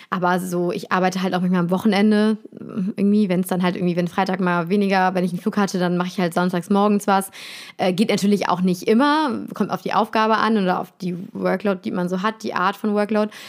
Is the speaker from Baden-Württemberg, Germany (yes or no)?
no; Cologne, North Rhine-Westphalia, Germany; also born or lived in Bonn; Ja, ich komme, ich bin Kölsche Mädchen